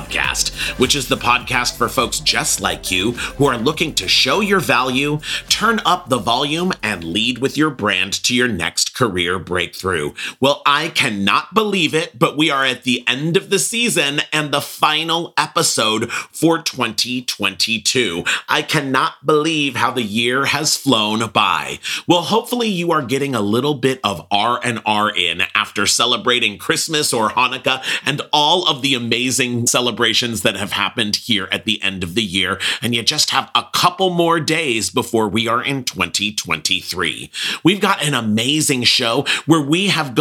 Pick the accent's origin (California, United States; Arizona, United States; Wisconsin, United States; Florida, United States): California, United States; Pasadena; I grew up in Pasadena, California